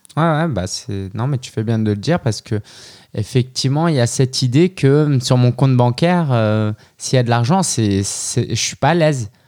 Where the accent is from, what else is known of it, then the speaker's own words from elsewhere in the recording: France; moved away as an adult; also born or lived in Shanghai, China; je suis né en France de parents chinois